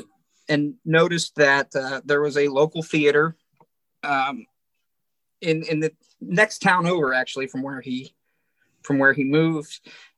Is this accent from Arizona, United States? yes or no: no; Central Pennsylvania, United States; I am a Luddite from Central Pennsylvania who doesn't know anything about anything. I'm a middle-aged man who works in a prison.